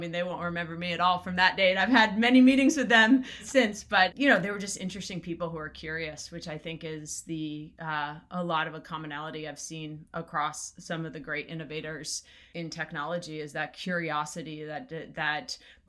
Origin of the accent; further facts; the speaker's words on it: East Coast, United States; I grew up in the East Coast